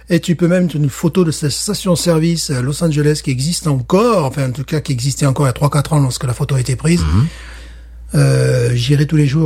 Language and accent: French; France; moved away as an adult; now in Louisiana, United States; en France également, même dans ma ville natale